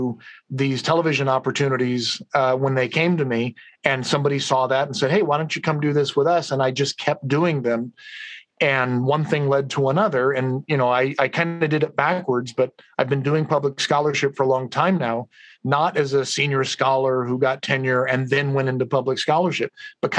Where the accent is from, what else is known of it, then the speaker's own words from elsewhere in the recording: Madera, California, United States; I'm a kid from Central California, right? From Madera, Fresno